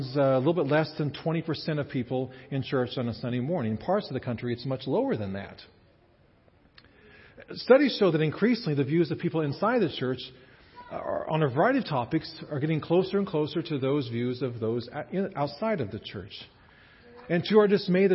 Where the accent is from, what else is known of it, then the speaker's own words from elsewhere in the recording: Kansas, United States; moved away as an adult; also born or lived in Indiana / Chicago / Canada; I grew up in Kansas and spent the first 22 years of my life here.